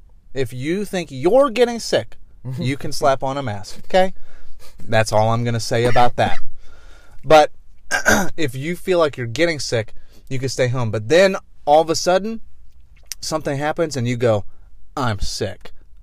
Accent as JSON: {"language": "English", "country": "United Kingdom", "said": "It's kind of hard to say as a British person."}